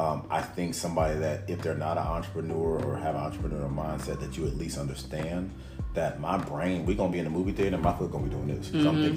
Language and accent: English; Missouri City, Texas, United States; I grew up on the South Side, man. I grew up in Mo City